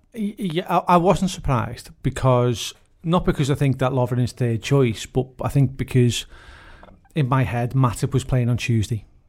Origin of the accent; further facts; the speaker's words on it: Huyton, North West England, United Kingdom; I'm from Haitian